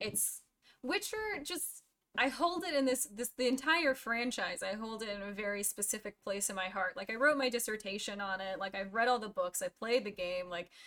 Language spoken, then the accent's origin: English; United States; being an American